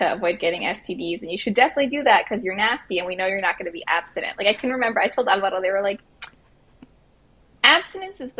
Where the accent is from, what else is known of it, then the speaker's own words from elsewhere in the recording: Miami, Florida, United States; now in South Texas, United States; I grew up in Miami